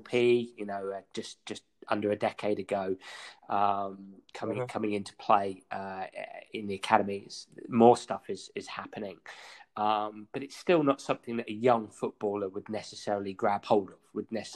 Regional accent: England, United Kingdom; being English

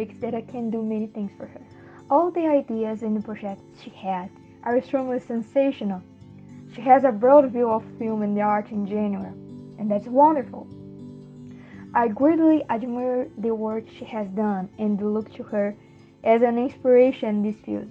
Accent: Brazil; I am from Brazil.

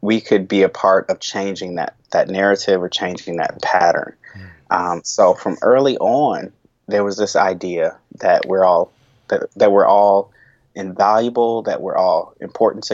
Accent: United States; growing up in the United States

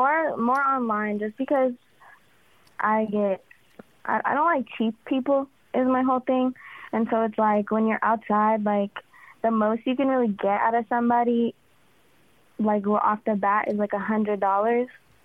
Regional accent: Lake Tahoe, United States; you are going to think I'm from, like, Texas or something because of how I talk, but, like, I'm from Lake Tahoe.

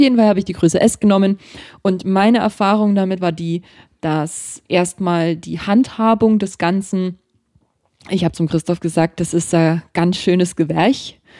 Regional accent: Germany; dass ich aus Deutschland bin

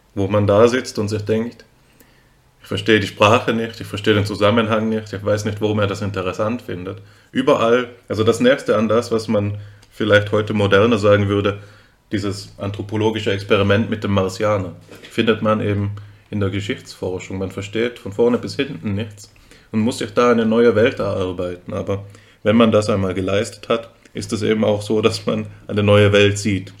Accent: Austria; now in Germany; ich bin ja, bin ja Österreicher, muss, das muss man dazu sagen, falls man es nicht hört

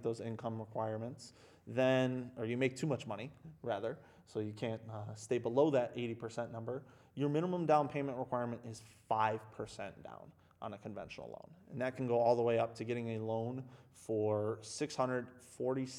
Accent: Grosse Pointe, Michigan, United States; also born or lived in St. Clair Shores, Michigan; That's where I've lived my whole life. I grew up in Grosse Pointe, St. Clair Shores.

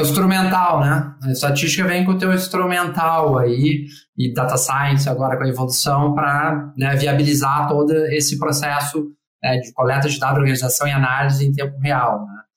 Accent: Porto Alegre, Rio Grande do Sul, Brazil; also born or lived in Colonia del Sacramento; minha cidade natal, que é Porto Alegre

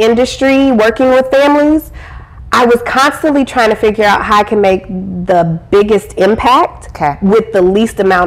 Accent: Iowa, United States; I grew up in Iowa.

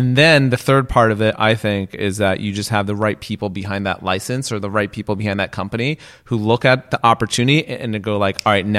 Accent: West Coast, United States; I could tell you a completely different story because I grew up on the West Coast.

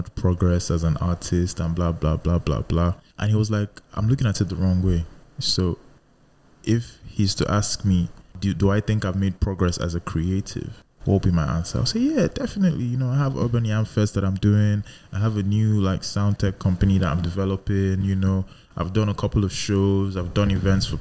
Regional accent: Nigeria; I'm still a Nigerian.

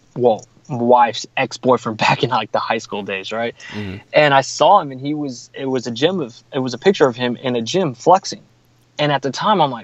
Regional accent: San Marcos, Texas, United States; a friend of mine mentioned my name for a job here in my hometown. So I live in San Marcos

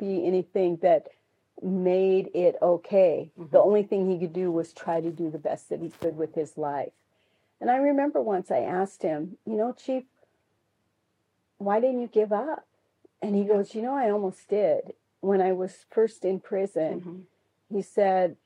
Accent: Inchelium, Washington, United States; we're from Inchalim.

